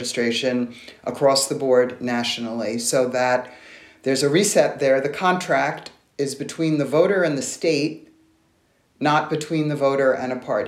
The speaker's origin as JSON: {"language": "English", "region": "New York", "country": "United States", "said": "I'm originally from New York"}